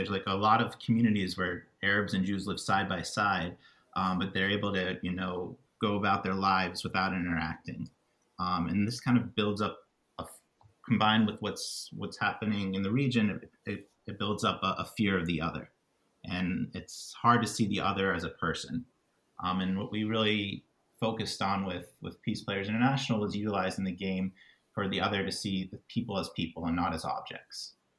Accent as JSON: {"language": "English", "region": "Midwest", "country": "United States", "tie": "born or raised there", "said": "Because I moved around a lot growing up in the States. I lived all over the Midwest."}